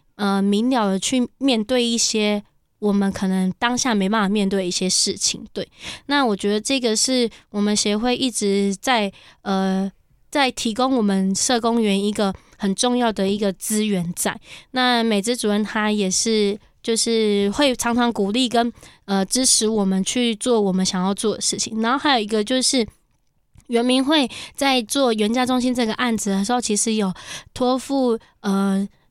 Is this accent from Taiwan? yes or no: yes; Guangfu, Hualien County, Taiwan; also born or lived in Ji'an, Hualien; 我是来自， 呃， 光复的泰巴朗部落以及吉安